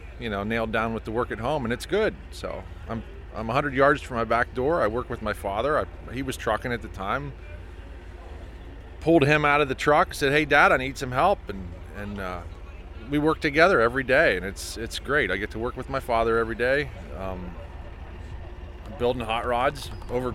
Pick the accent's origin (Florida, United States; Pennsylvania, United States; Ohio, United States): Pennsylvania, United States; Jersey Shore; I'm from Jersey Shore, PA